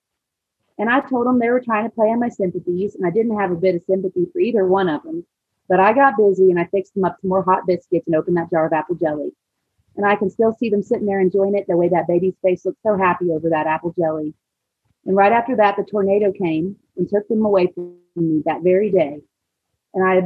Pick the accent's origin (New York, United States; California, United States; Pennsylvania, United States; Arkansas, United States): Arkansas, United States; Siloam Springs; also born or lived in Maui; I'm from Salem Springs, and we had an apple cider vinegar processing plant